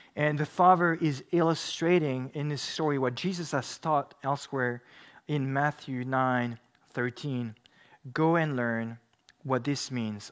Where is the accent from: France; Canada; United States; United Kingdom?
France; moved away; I grew up in France